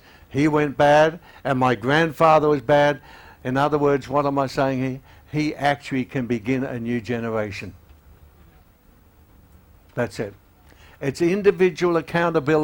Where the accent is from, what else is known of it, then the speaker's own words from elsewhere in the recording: Australia; also born or lived in Melbourne; being an Australian